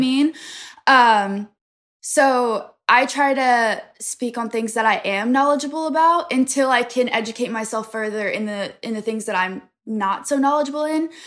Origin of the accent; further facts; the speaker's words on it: Pennsylvania, United States; I'm from a really small town in Pennsylvania